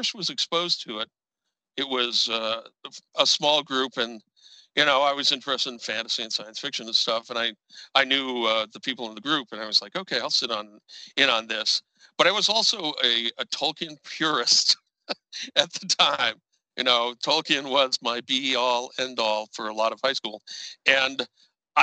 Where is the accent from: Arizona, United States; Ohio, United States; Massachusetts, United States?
Massachusetts, United States; Sharon; moved away as an adult; also born or lived in Illinois / Minnesota / New Jersey / Lake Geneva, Wisconsin; I grew up in Sharon, Massachusetts